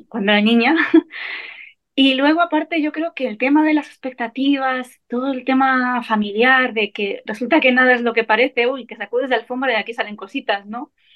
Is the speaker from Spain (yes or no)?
yes; Navarre, Spain; soy Navarra